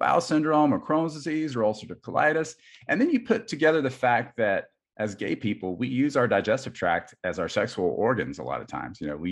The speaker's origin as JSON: {"language": "English", "region": "South Carolina", "country": "United States", "tie": "born or raised there", "also_born_or_lived": "Minnesota", "moved": "as an adult", "said": "I grew up in South Carolina"}